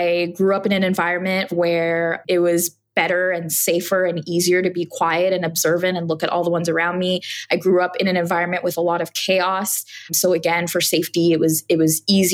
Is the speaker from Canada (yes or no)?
yes; Montreal, Quebec, Canada; moved away as an adult; now in Toronto, Canada; I was born and raised in Montreal, Canada, and I had just moved here to Toronto about 5 years prior to that time.